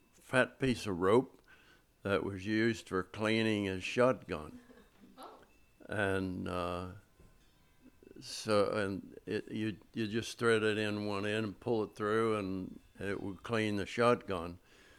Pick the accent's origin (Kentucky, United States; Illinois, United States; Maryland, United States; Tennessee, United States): Maryland, United States; Chestertown; moved away as an adult; also born or lived in Easton, Maryland; now in Annapolis, United States; I was born in Easton, Maryland, and lived most of my childhood life in Chestertown